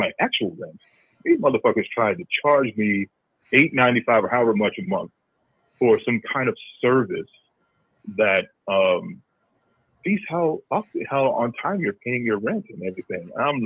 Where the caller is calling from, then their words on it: Cleveland, Ohio, United States; calling from Cleveland, Ohio.